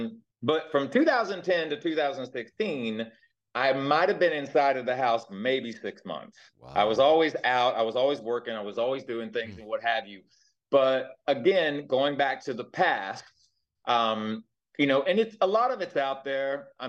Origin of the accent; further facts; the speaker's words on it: the South, United States; born there; Like, I was born in the South and what have you